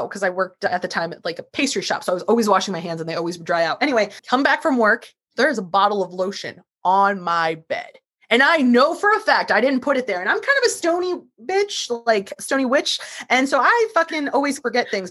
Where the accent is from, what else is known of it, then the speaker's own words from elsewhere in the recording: St. Louis, Missouri, United States; I'm from St. Louis and Ferguson is not that far from me